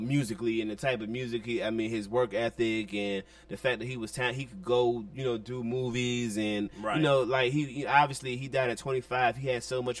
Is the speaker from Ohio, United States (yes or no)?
no; Washington, District of Columbia, United States; But as a 13-year-old kid in D.C., we grew up on Go-Go